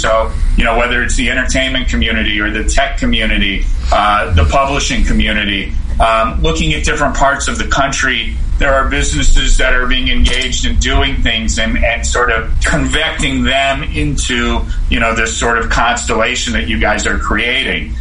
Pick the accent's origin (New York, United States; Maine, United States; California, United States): California, United States; Southern; I grew up in Southern California